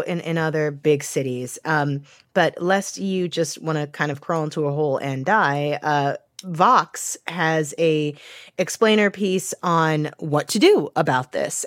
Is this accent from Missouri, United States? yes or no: yes; St. Louis, Missouri, United States; moved away; I was just in my hometown of Saint Louis for a few days